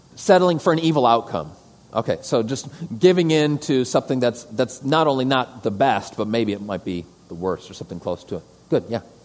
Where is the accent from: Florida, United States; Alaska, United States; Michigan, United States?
Michigan, United States; Detroit; moved away as an adult; also born or lived in Thailand / St. Louis / Arizona; I'm a kid from the suburbs. I'm from Metro Detroit originally.